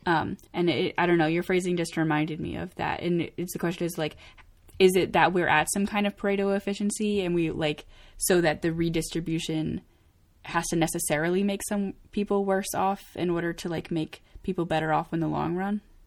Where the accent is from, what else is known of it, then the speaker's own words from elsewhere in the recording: Maine, United States; moved away; I'm from Maine, um, and first of all, Maine is mostly trees